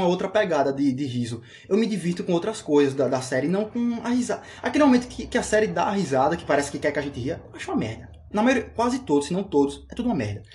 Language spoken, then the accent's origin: Portuguese; Brazil; eu sou brasileiro